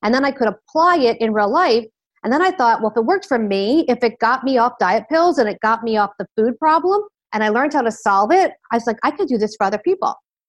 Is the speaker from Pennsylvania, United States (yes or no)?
yes; Philadelphia, Pennsylvania, United States; accent: Philadelphia; now in Miami, United States; I'm in Miami, Florida in the U.S. I am originally from the Philadelphia area. I lost my accent, unlike you guys who have a beautiful accent. The Philadelphia accent is not exactly beautiful.